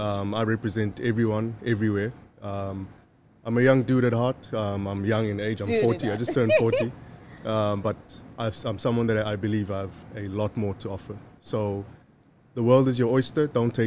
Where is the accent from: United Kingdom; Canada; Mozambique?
Mozambique; Maputo; also born or lived in Zimbabwe / Zambia; You know, I was born in Maputo, Mozambique, in 1982.